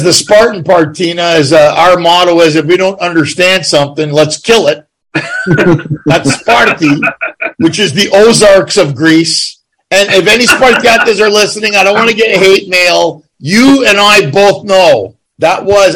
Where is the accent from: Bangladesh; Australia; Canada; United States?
Canada; Ottawa, Ontario; also born or lived in Montreal / Toronto; I'm born from Montreal and grew up in Ottawa